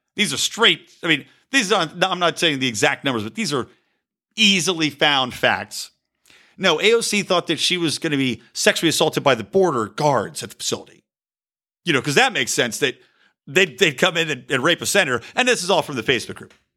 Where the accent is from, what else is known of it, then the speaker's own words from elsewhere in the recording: United States; embracing a proud identity as an American